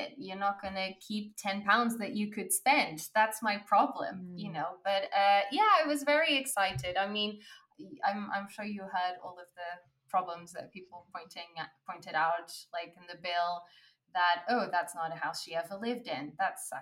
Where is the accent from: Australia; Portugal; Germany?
Portugal; moved away; I was born in Portugal